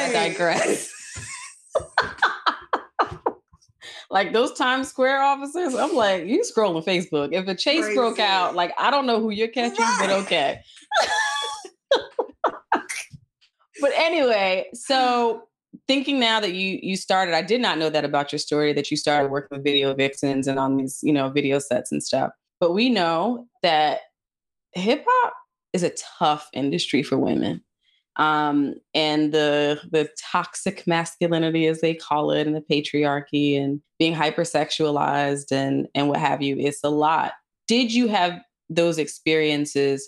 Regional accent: New Jersey, United States; growing up in Jersey, you know, one state over from New York City

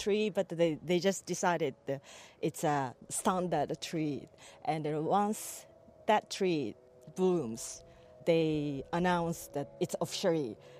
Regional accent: Japan; now in Ireland; I'm from Japan.

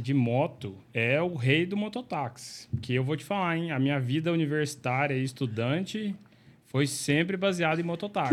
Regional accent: Uberaba, Minas Gerais, Brazil; also born or lived in Uberlândia; eu sou de Uberaba e lá eu cresci, cresci na igreja presbiteriana, UPA, UMP

